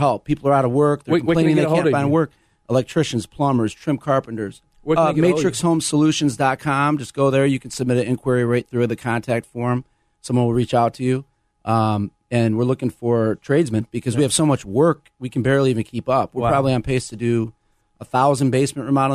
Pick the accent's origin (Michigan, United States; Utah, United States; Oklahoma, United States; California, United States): Michigan, United States; Flint; I'm from Flint, Michigan